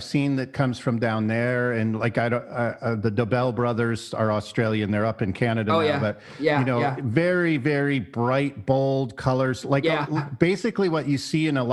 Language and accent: English; South Texas, United States; moved away as an adult; also born or lived in Seattle; where I grew up in South Texas